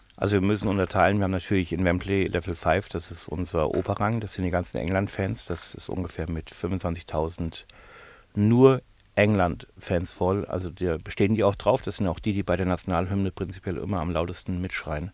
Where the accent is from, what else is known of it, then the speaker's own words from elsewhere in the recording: Bavaria, Germany; now in United Kingdom; dass ich ja immer noch meinen bayerischen deutschen Pass habe